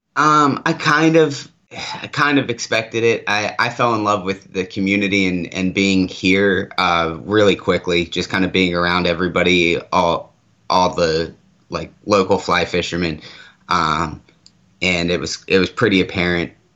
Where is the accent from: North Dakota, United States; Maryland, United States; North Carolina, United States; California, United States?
Maryland, United States; now in Arizona, United States; I grew up on the East Coast. I'm from Maryland originally. Um, I grew up on the Susquehanna River